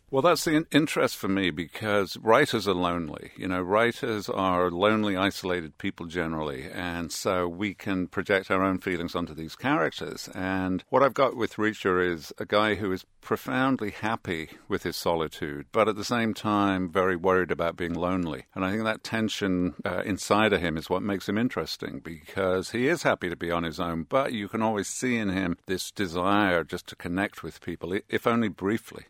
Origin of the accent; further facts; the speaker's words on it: Birmingham, West Midlands, United Kingdom; now in New York, United States; I grew up in Birmingham, England